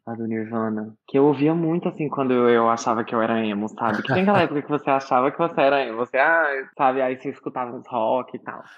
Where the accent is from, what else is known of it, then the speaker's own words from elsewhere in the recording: Brazil; Eu cresci aqui no Brasil, óbvio, eu cresci escutando muita música brasileira